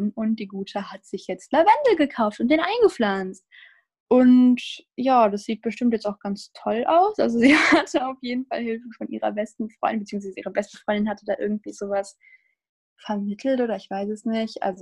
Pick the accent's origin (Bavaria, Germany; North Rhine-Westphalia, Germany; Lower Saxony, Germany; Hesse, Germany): North Rhine-Westphalia, Germany; Cologne; Und ja, ich wusste auch, wo das ist, weil wie gesagt, ich komme ja aus Köln, blablabla.